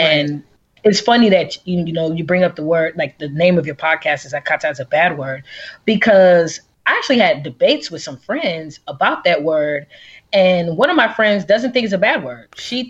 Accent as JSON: {"language": "English", "town": "Atlanta", "region": "Georgia", "country": "United States", "tie": "born or raised there", "also_born_or_lived": "Texas / Washington, D.C.", "said": "then moved to Atlanta. So I've been in Atlanta since I was like 7. Oh, wow. You are an Atlanta. Yeah, I'm an Atlanta native. Yeah. I'm pretty much a Georgia peach."}